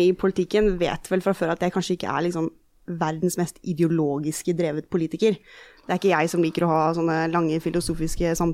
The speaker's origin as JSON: {"language": "Norwegian", "region": "Eastern Norway", "country": "Norway", "also_born_or_lived": "United States", "accent": "Eastern Norwegian", "said": "flytta vi overalt, mange år i USA og sånn, og de har alltid snakka østlandsk hjemme. Så det er der min dialekt er fra."}